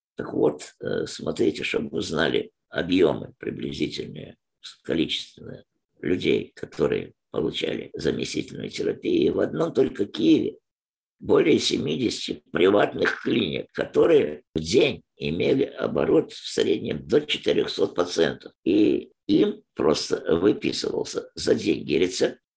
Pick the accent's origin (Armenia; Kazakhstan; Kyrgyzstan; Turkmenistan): Turkmenistan; moved away as an adult; now in Ukraine; Живу в Украине много лет, сам родом с Туркменистана.